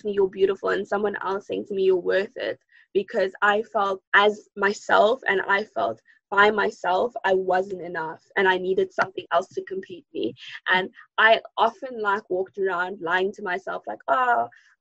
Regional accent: Zimbabwe; now in South Africa; I was born in Zimbabwe, but I'm currently residing in South Africa.

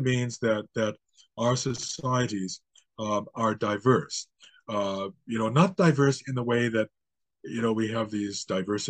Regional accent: United States; now in Canada; I was actually born and raised in the United States

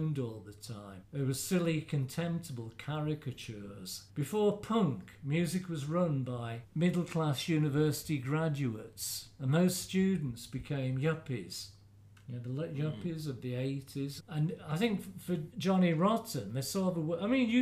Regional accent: Midlands, United Kingdom; moved away; I'm from the Midlands

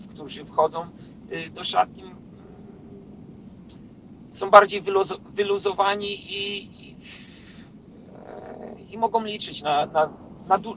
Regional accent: Poland; moved away; Ja, ja wyjechałem z Polski w 2012 roku.

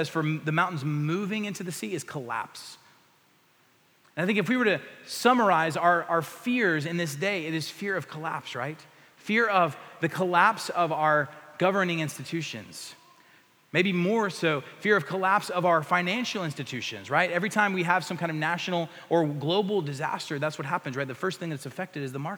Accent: the Panhandle of Texas, United States; I grew up in the Panhandle of Texas

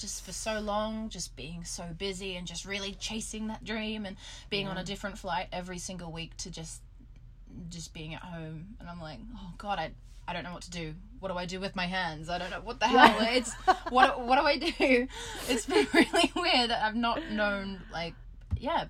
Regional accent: Gold Coast, Queensland, Australia; moved away as an adult; also born or lived in United Kingdom; now in United States; growing up on the Gold Coast, like, in Australia

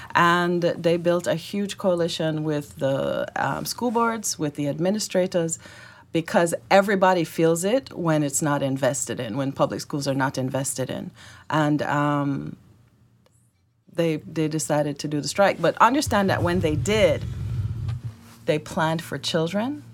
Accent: Jamaica; accent: Jamaican; also born or lived in Florida / Georgia; now in Arkansas, United States; My accent is Jamaican. I migrated here with my family

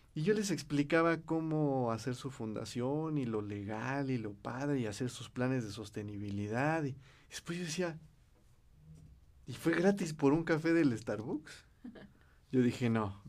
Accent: Cuautitlán Izcalli, State of Mexico, Mexico; primero fui director de un instituto de la juventud en Cuautitlán Izcalli, donde y, de donde yo soy.

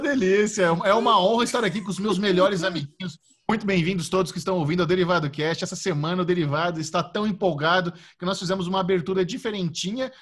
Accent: Artur Nogueira, São Paulo, Brazil; ter a minha infância, ter passado em Artur Nogueira, que é uma cidade de interior relativamente plana

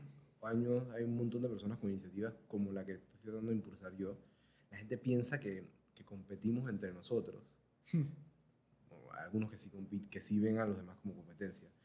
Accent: Panama; Somos, somos panameños

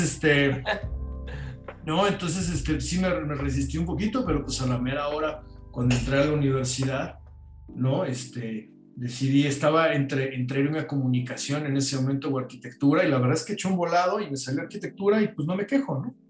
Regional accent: Mexico; Soy mexicano

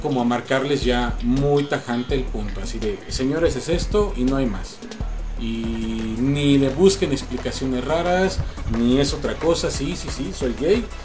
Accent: Angangueo, Michoacán, Mexico; moved away; also born or lived in Mexico City; nos regresamos a mi pueblo

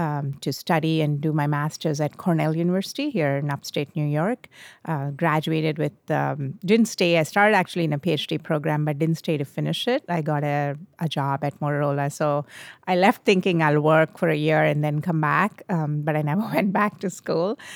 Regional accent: India; moved away as an adult; I was born in India. I grew up in India.

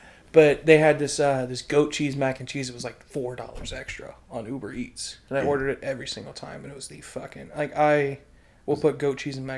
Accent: United States; also born or lived in New Orleans, Louisiana / Mississippi; the thing about living down there and being from that area is I grew up with gumbo. I grew up with Cubillon, like, all this, like, Cajun food

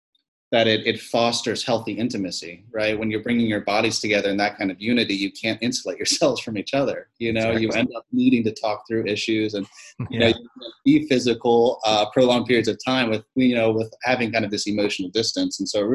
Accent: Philippines; born there; I am a missionary kid. I was born in the Philippines, three sisters, two older, one younger, dad, a lot of ministry

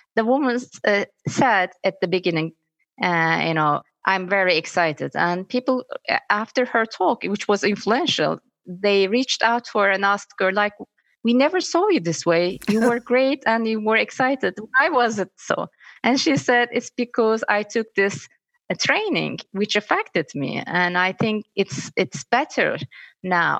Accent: Istanbul, Turkey; I'm from Istanbul

